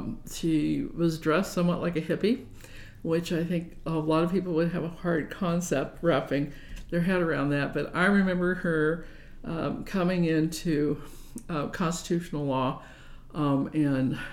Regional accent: Omaha, Nebraska, United States; I was born and raised in Omaha.

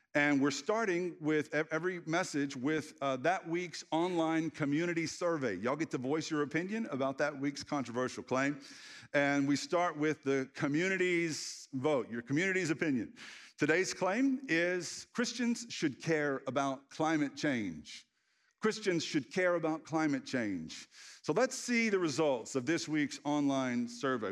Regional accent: the Bible Belt, United States; As a child, I grew up in the Bible Belt

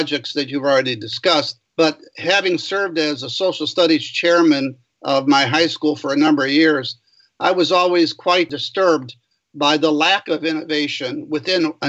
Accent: East Detroit, Michigan, United States; also born or lived in Kalamazoo, Michigan; Both my wife and I grew up outside Detroit in a city called East Detroit

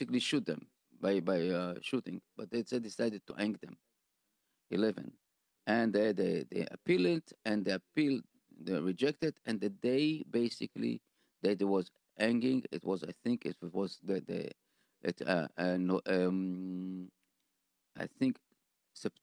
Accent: Israel; English is a second language; moved away as an adult; now in United States; I grew up in Sotia, you know, but in Israel

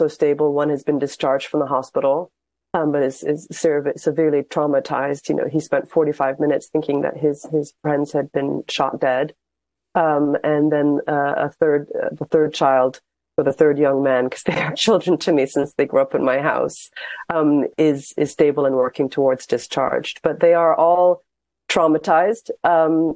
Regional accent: Ireland; now in Ramallah, Palestine; I was born in Ireland

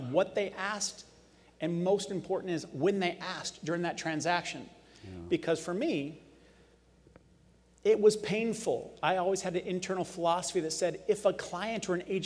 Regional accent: Las Vegas, Nevada, United States; I was born and raised in Las Vegas

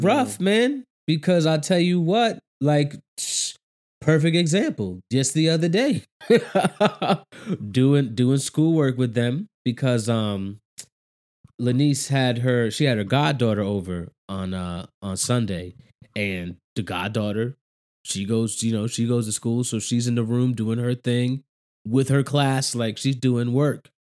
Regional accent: United States; being an American

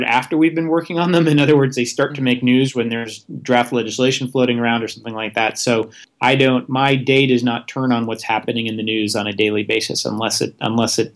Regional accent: Vermont, United States; moved away; I had an opportunity to go work for my home state senator, Patrick Leahy

